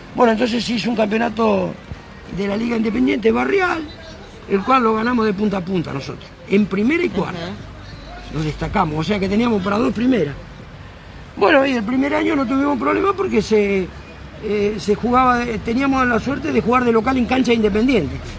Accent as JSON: {"language": "Spanish", "town": "Carmen de Patagones", "region": "Buenos Aires Province", "country": "Argentina", "tie": "born or raised there", "moved": "as an adult", "lives_now": "Trelew, Argentina", "said": "de Carmen de Patagones, donde soy nativo yo"}